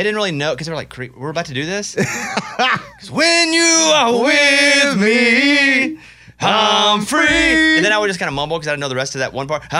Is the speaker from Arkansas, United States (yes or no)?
yes; Arkansas, United States; I said, I can tell that joke, I'm from Arkansas.